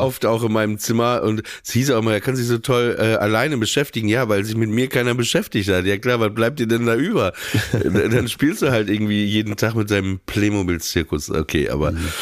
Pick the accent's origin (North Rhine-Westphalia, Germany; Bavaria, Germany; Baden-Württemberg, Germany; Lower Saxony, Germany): Lower Saxony, Germany; Papenburg; born or raised there; moved away